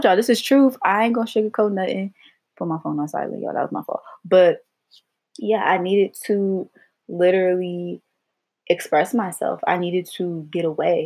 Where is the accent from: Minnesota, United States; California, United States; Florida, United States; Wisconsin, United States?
California, United States; Los Angeles; moved away as an adult; also born or lived in Virginia; I'm from Los Angeles, California